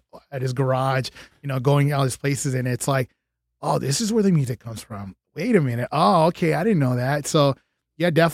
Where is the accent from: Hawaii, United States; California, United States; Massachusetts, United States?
California, United States; Los Angeles; I grew up in East